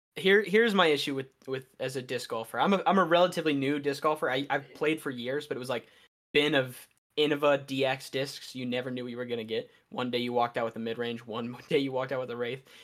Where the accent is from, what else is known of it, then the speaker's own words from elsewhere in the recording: Western Maryland, United States; I am from, like, Western Maryland, uh, so I am in, we get the most snowfall in Maryland